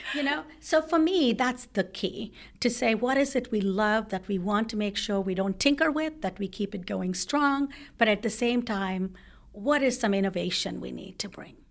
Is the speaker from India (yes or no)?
yes; South India, India; now in United States; I grew up in India, in South India